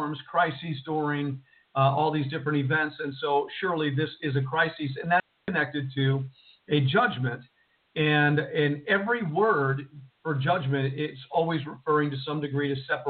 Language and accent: English; Jersey City, New Jersey, United States; moved away; from Jersey City, New Jersey, the home where I was born and raised